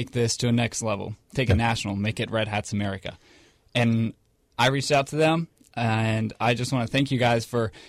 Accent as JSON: {"language": "English", "region": "Maryland", "country": "United States", "moved": "yes", "said": "I'm not from the area. I'm actually from Maryland."}